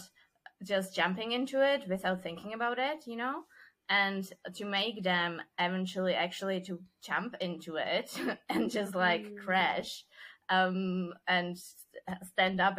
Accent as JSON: {"language": "English", "country": "Czechia", "accent": "Czech", "first_language": "Czech", "second_language": "English", "said": "my mother language is Czech, and then I speak German, English, Spanish, and then Dutch, Portuguese, and now Italian"}